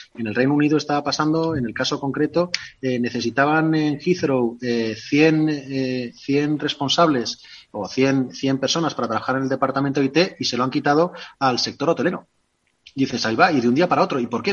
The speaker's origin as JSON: {"language": "Spanish", "country": "Spain", "said": "yo soy castellano"}